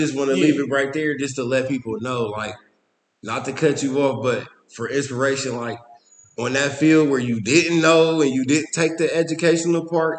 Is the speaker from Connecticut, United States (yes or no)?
no; Linden, New Jersey, United States; You know, I'm from Linden.